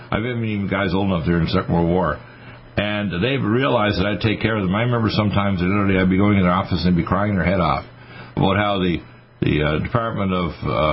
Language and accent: English; Nova Scotia, Canada; moved away; also born or lived in Michigan; when I was raised in Nova Scotia